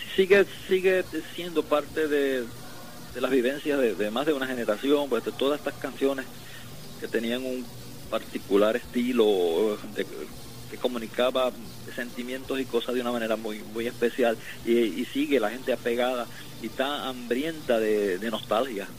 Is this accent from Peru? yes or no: no; Puerto Rico